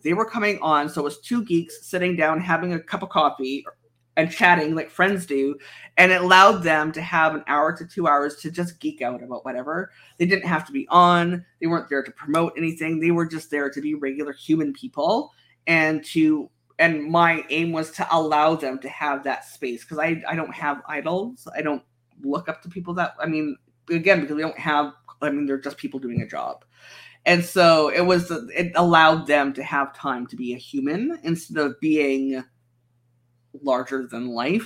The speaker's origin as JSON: {"language": "English", "country": "Canada"}